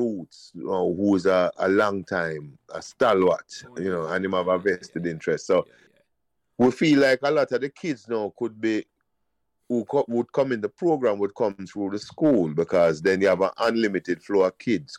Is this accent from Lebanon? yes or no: no; Pembroke Hall, Saint Andrew, Jamaica; When we grew up in Pembroke, every street have a bag of youth, you know.